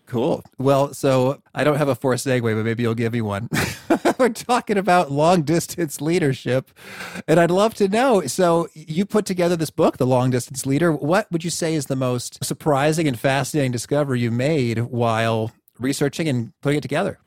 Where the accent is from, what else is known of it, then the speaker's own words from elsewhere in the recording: Central Illinois, United States; So I grew up in Central Illinois